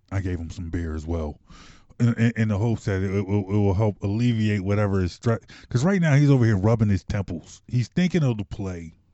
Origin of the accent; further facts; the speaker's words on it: Philadelphia, Pennsylvania, United States; yes, I'm from Philly.